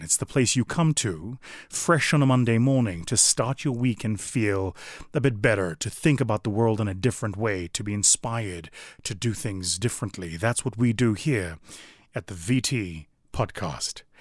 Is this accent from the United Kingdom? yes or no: no; South Africa; my home country of South Africa